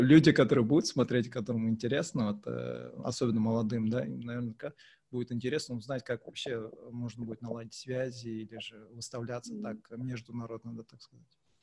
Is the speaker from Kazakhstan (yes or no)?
yes; Kazakhstan; мы казахи